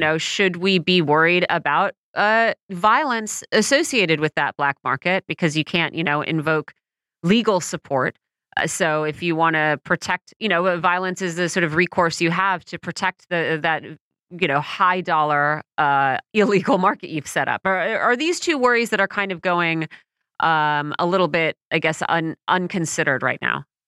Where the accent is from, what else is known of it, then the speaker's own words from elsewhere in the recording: United States; As an American